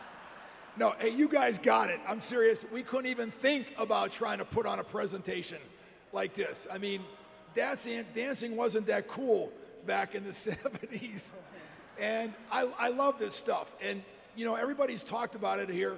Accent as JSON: {"language": "English", "town": "Pittsburgh", "region": "Pennsylvania", "country": "United States", "tie": "born or raised there", "said": "I grew up in Pittsburgh, Pennsylvania"}